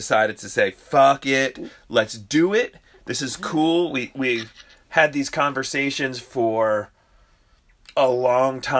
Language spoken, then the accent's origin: English; United States; We're American